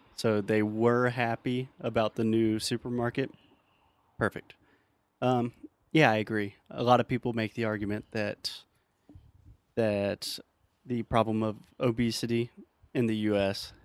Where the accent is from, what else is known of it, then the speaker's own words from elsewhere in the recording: the South, United States; I'm from the South